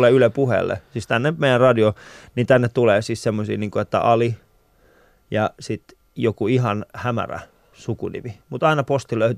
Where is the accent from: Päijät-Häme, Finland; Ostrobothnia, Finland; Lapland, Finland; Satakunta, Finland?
Satakunta, Finland; Pori; Mä oon Porista.